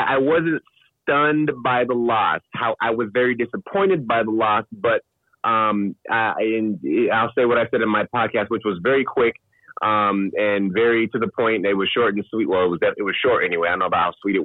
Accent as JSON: {"language": "English", "town": "Bremerton", "region": "Washington", "country": "United States", "tie": "born or raised there", "said": "I was born and raised in Bremerton, Washington, just across the water from Seattle."}